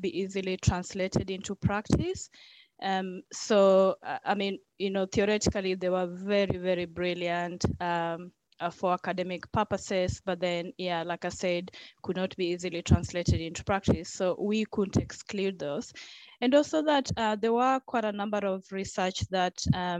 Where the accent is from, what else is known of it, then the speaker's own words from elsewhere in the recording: Kenya; now in New Zealand; being Kenyan